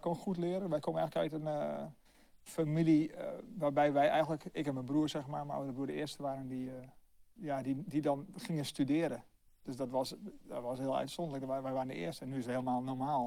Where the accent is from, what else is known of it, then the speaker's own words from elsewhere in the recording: Hardenberg, Overijssel, Netherlands; also born or lived in China; now in Delft, Netherlands; ik ben zelf eh, geboren in Hardenberg. Dus niet zo heel ver hier vandaan.